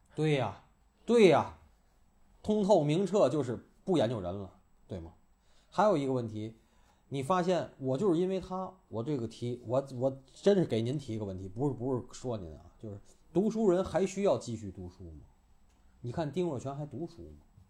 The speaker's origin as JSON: {"language": "Chinese", "region": "Tianjin", "country": "China", "said": "咱天津人叫大窝儿"}